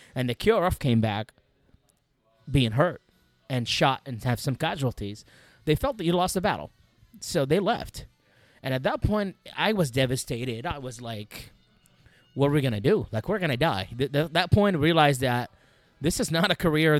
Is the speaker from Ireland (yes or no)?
no; Baghdad, Baghdad Governorate, Iraq; first language Arabic; English is a second language; moved away; I'm from Baghdad. I'm a city boy